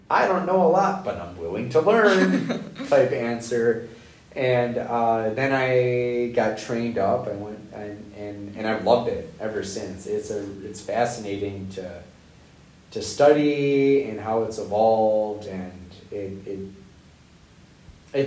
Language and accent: English; Rockford, Illinois, United States; moved away; also born or lived in La Crosse, Wisconsin; Growing up in Rockford, Illinois